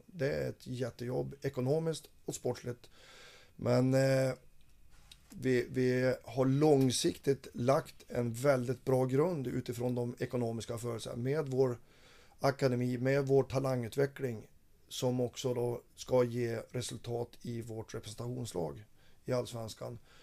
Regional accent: Fränsta, Västernorrland County, Sweden; moved away; jag har varit ute i mina hemtrakter eh, uppe i Fränsta

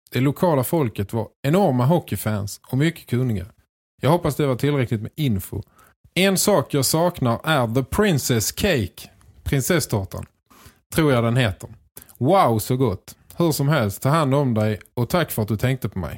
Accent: Sault Ste. Marie, Ontario, Canada; Efter att jag lämnade Rögle spelade jag några år till. Sen la jag av och flyttade till min hemstad Salt STE Salt Marie.

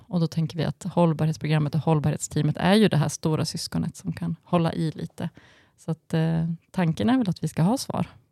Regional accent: Falun, Dalarna County, Sweden; i Falun där jag växte upp

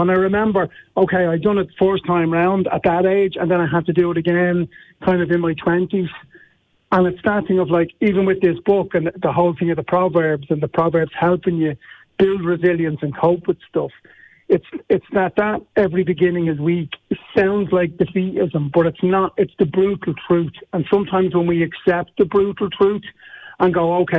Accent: Dublin, Leinster, Ireland; I'm from Dublin.

